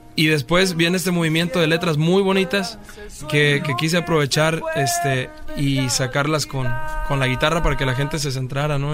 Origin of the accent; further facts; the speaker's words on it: Coyuca de Catalán, Guerrero, Mexico; De Guerrero, de un pueblo de la tierra caliente de Guerrero que se llama Coyuca de Catalán